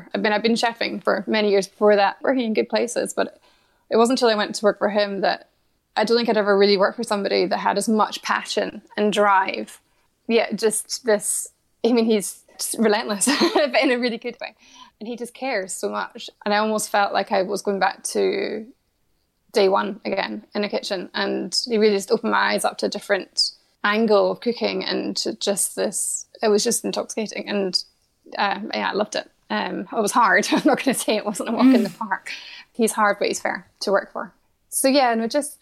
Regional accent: Scotland, United Kingdom; being Scottish

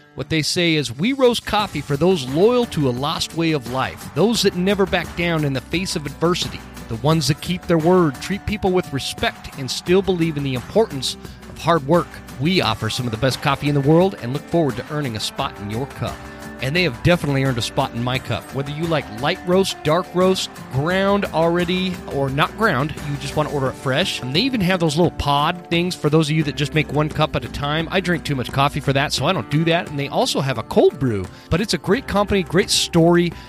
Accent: Draper, Utah, United States; moved away; I grew up in Draper, Utah.

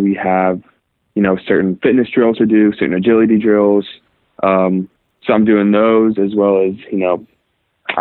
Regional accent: Irvine, California, United States; I was born and raised in Irvine, California

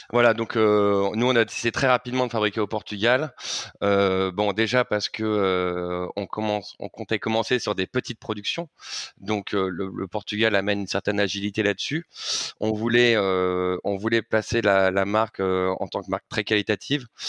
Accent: Paris, Île-de-France, France; je suis parisien depuis ma tendre enfance

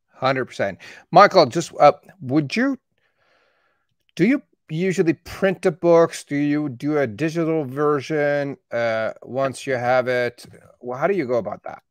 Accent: Calgary, Alberta, Canada; born or raised there; also born or lived in Tehran, Iran

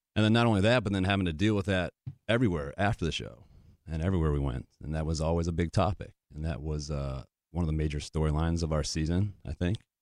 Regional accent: Connecticut, United States; moved away as an adult; also born or lived in New Hampshire / Wisconsin / Michigan / Nashville, Tennessee; I've always been a small town guy, grew up in Connecticut, went to school up in New Hampshire

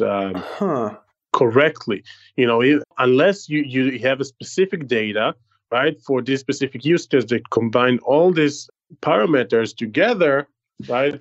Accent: Israel; accent: Israeli; English is a second language; my terrible israeli accent

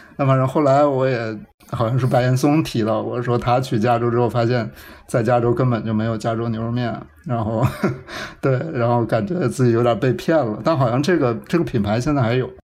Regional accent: Changchun, Jilin, China; moved away as an adult; now in United States; 我是长春

